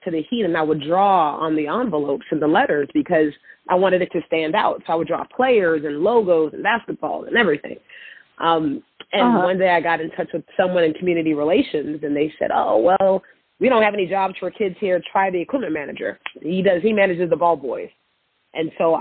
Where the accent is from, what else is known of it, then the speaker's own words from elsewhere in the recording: Miami, Florida, United States; I'm originally from Miami, Florida, and my mother is from Belize, or was from Belize, and my father's from Jamaica